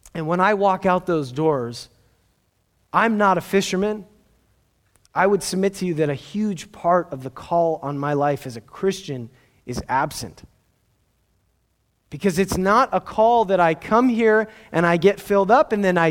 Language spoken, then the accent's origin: English; Southern California, United States; I grew up in Southern California